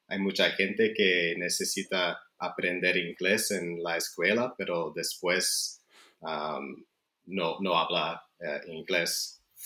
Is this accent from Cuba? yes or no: no; Canada; Spanish is a second language; also born or lived in Chile / Belgium; now in Spain; crecí en Canadá